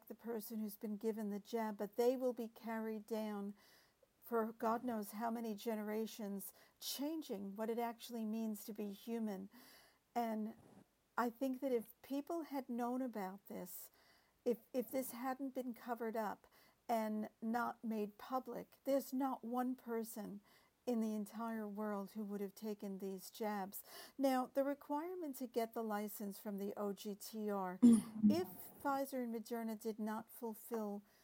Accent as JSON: {"language": "English", "country": "United States", "said": "As an American"}